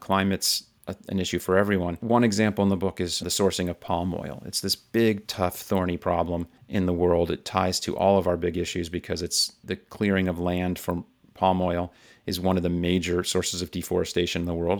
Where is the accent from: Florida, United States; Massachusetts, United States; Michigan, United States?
Florida, United States; South; I grew up in South Florida in the U S, where Miami is